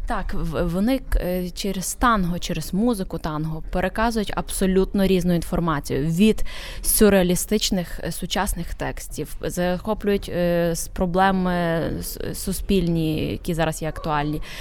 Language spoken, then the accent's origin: Ukrainian; Ukraine; now in Poland; хоч я живу в Польщі, додому я повертаюся в Україну. Це є місце, куди я повертаюся додому.